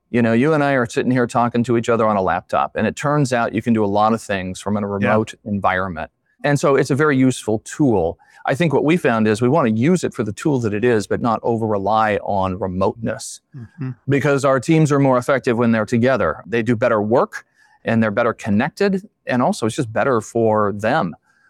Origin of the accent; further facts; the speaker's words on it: Steubenville, Ohio, United States; now in Indiana, United States; But Steubenville, Ohio, is where I was born and raised.